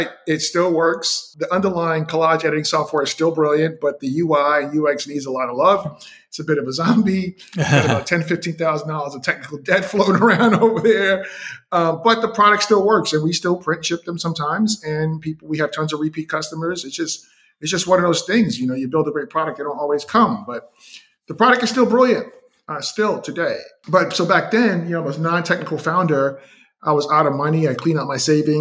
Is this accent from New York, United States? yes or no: yes; New York City, New York, United States; moved away as an adult; also born or lived in Northeast Wisconsin; I'm from Brooklyn, New York. And at the time, I was living in Northeast Wisconsin